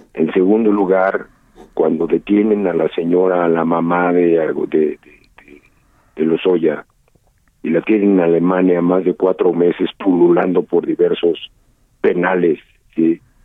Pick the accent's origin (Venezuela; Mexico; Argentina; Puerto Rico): Mexico; como mexicano, como abogado, como funcionario público